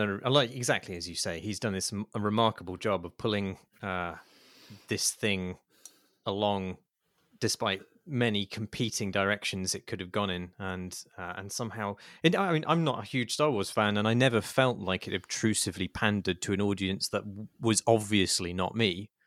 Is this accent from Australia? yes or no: no; United Kingdom; as a Brit